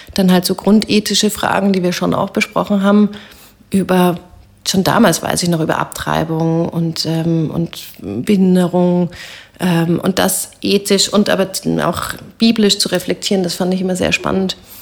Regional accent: Bavaria, Germany; moved away as an adult; also born or lived in Heidelberg / Amsterdam; now in Vienna, Austria; Ich habe da zur Bayerischen Landeskirche gehört

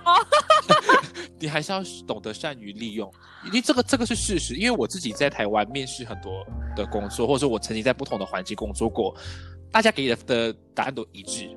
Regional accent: Malaysia; also born or lived in Taiwan; 我们来自一个比较多元文化背景的国家

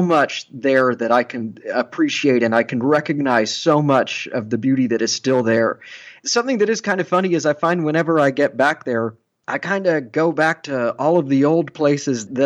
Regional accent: Austin, Texas, United States; moved away as an adult; now in New York, United States; Austin is my hometown.

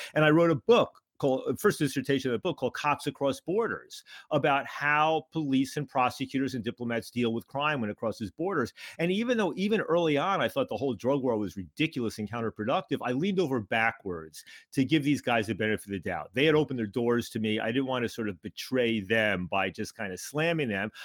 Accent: New York, United States; moved away as an adult; also born or lived in Montreal; I grew up in New York, but I went up to McGill in Montreal for college

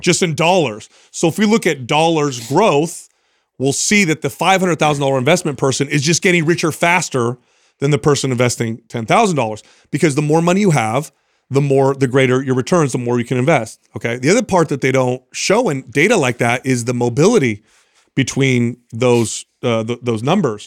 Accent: San Jose, California, United States; also born or lived in Truckee; we're from San Jose, but we're up in Truckee right now

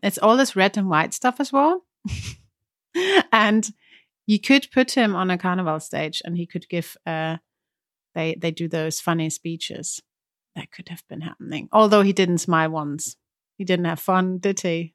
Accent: Germany; I'm German

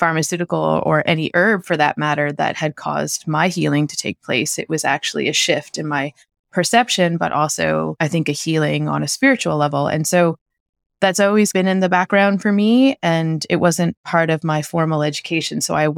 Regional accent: Canada; moved away as an adult; I moved from Canada, right? So it wasn't like I just hopped over from Florida. Like, this was a big shift. So we left winter, essentially.

